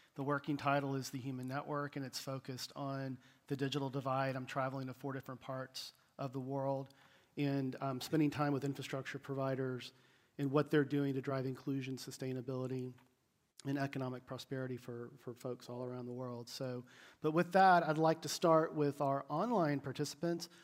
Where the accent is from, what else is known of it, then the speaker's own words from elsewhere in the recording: United States; I'm an American, so it's about 5 a.m. my time